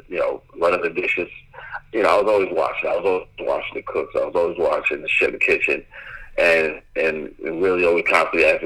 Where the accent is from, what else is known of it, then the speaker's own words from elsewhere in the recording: Bay Shore, New York, United States; now in Tennessee, United States; I grew up in Long Island, Bayshore, Long Island